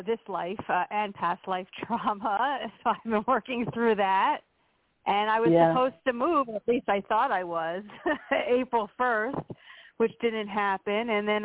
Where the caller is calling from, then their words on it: Pennsylvania, United States; from Pennsylvania.